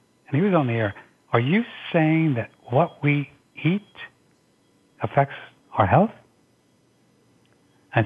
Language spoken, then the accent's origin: English; St. Louis, Missouri, United States; I just started working at little radio stations around my hometown in St. Louis